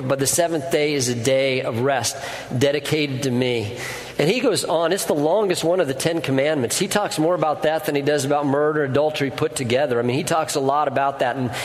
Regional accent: Colorado, United States; moved away; I grew up in Colorado, and we had a wood-burning stove

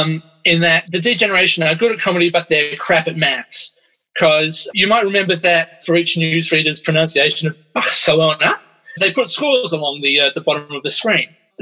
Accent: Adelaide, South Australia, Australia

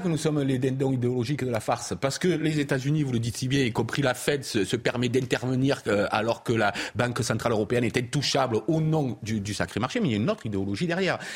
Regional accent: Provence-Alpes-Côte d'Azur, France; moi qui viens du sud de la province

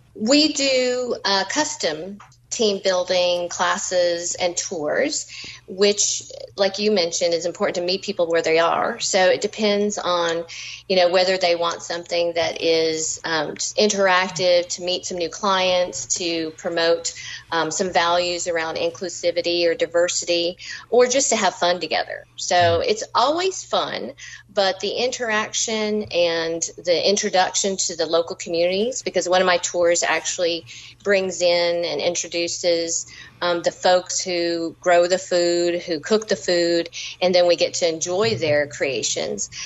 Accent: Georgia, United States; also born or lived in New England; I grew up in Georgia as a native, and my parents are actually first

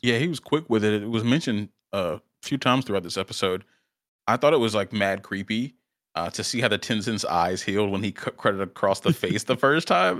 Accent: South Carolina, United States; still in South Carolina, uh, my home state

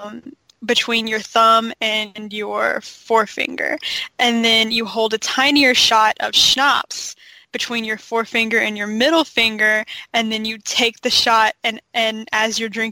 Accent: United States; I am an American

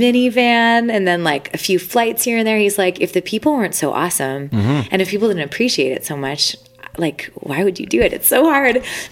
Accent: Winnipeg, Manitoba, Canada; moved away as an adult; now in Nashville, United States; a Canadian touring musician from Winnipeg, Manitoba

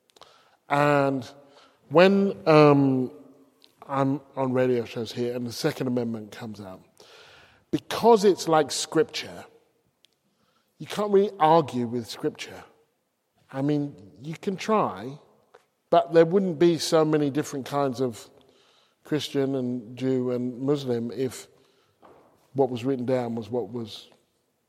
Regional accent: England, United Kingdom; moved away as an adult; also born or lived in United States; as an English person, regardless of my hue

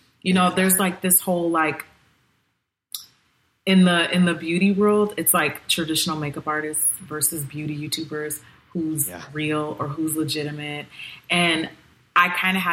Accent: Nigeria; I'm still Nigerian

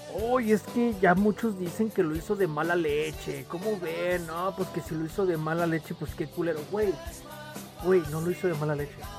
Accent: Mexico; somos mexicanos y somos orgullosos

